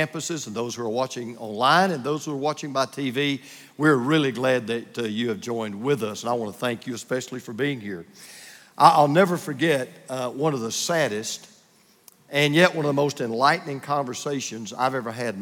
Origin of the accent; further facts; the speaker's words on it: Bible Belt of the Deep South, United States; I grew up in the Buckle Belt of the Deep South